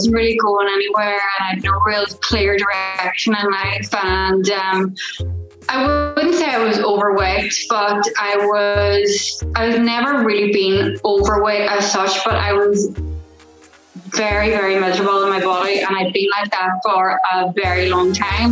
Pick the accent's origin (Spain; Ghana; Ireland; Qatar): Ireland; I'm from Ireland, and I am an accountability coach